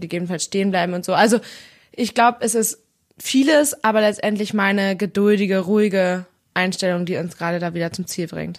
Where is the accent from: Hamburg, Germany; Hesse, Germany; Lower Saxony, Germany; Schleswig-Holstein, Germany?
Schleswig-Holstein, Germany; hier bei uns in Schleswig-Holstein